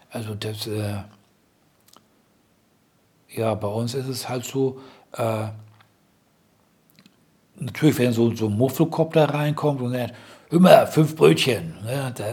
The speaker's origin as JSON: {"language": "German", "town": "Dortmund", "region": "North Rhine-Westphalia", "country": "Germany", "tie": "born or raised there", "said": "ich komm zwar aus dem Ruhrgebiet, gleich neben Dortmund. Ich äh, also, bin als Kind auch in Dortmund aufgewachsen."}